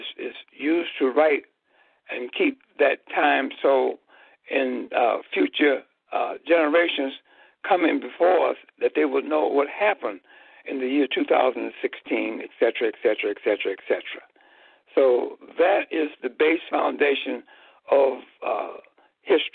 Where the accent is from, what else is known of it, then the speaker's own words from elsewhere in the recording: Chicago, Illinois, United States; I was born and raised in Chicago, Illinois